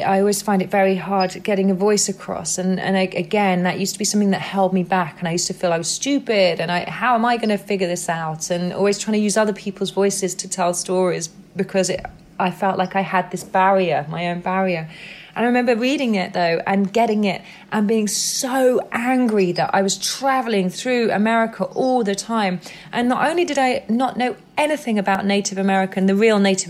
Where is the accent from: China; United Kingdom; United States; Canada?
United Kingdom; England; I'm white and I'm from England